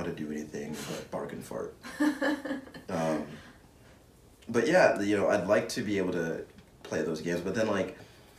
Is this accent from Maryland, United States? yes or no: no; Hawaii, United States; And thank you to me. I'm from Hawaii.